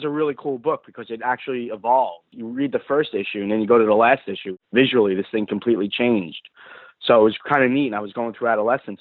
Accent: New York, United States; growing up in New York

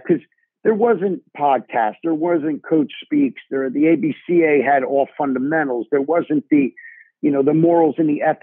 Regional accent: New Jersey, United States; I had some great coaches in growing up in New Jersey

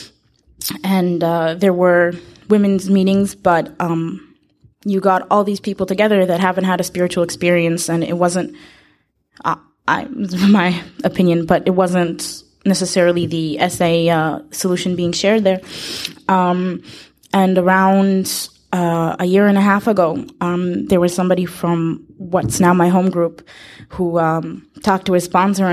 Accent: Israel; I'm from Israel

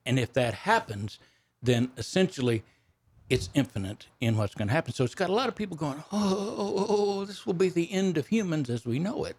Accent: Texas Panhandle, United States; I grew up on a ranch in the Panhandle of Texas. That's where my accent comes from

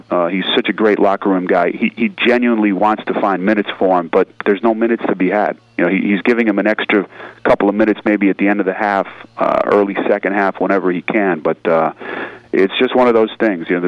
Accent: New Jersey, United States; now in Los Angeles, United States; growing up in New Jersey

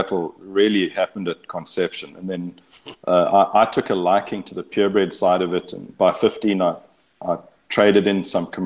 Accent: Eastern Cape, South Africa; moved away as an adult; now in Texas, United States; I was born and raised in the Eastern Cape of South Africa, and we were fifth generation on that farm

